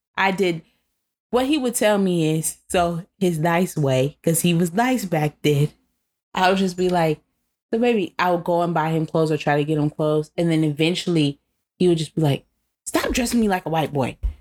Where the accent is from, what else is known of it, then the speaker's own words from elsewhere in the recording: United States; I'm American